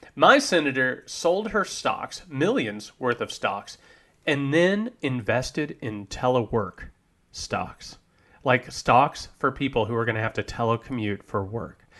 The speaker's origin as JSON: {"language": "English", "region": "Indiana", "country": "United States", "said": "I'm from Indiana"}